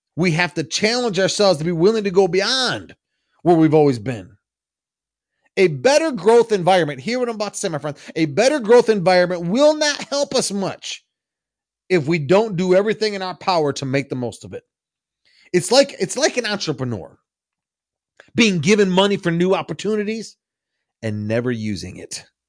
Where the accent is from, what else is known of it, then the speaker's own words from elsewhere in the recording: Michigan, United States; I'm from the Midwest. I'm from Michigan, and we have a lot of farmland where I'm from